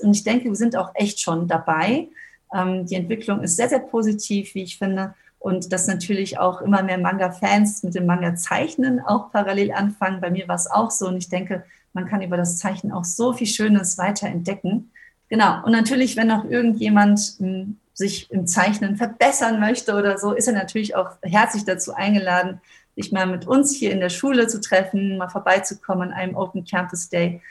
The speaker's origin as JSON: {"language": "German", "country": "Germany", "said": "als Deutsche"}